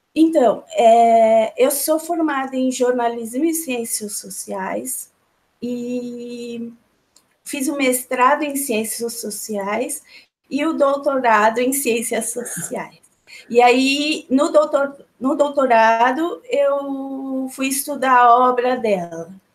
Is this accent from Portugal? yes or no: no; São Paulo, Brazil; eu estou em São Paulo, nasci em São Paulo, sou de São Paulo